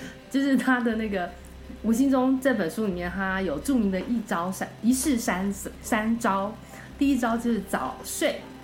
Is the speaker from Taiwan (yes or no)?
yes; Taiwan; now in United States; 我以前小时候在台湾